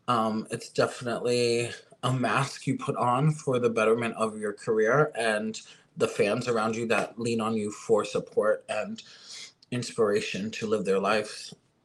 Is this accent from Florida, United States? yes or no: yes; Florida, United States; also born or lived in California; You know, I'm from Florida, you know, not originally, but this is where I did grow up and my drag career did start and take off.